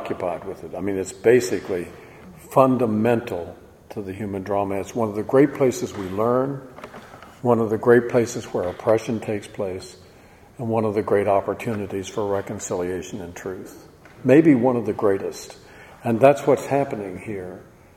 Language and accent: English; Virginia, United States; I was brought up in Virginia